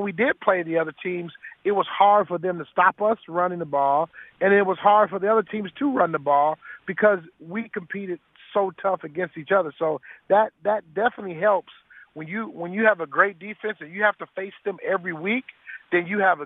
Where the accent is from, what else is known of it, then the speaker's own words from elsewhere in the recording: Detroit, Michigan, United States; my career ended in my hometown of Detroit